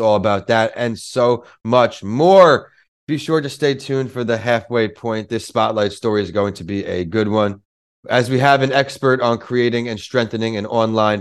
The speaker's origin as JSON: {"language": "English", "region": "New York", "country": "United States", "tie": "born or raised there"}